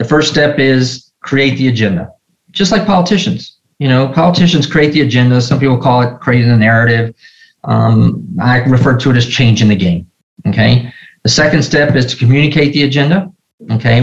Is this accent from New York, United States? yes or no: no; Nashville, Tennessee, United States; growing up in Nashville, Tennessee